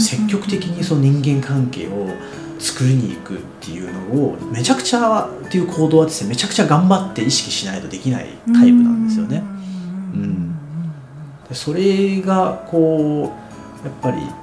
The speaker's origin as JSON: {"language": "Japanese", "region": "Hiroshima", "country": "Japan", "tie": "born or raised there", "also_born_or_lived": "China", "moved": "as an adult", "lives_now": "Fukuoka, Japan", "said": "故郷の広島とか中国"}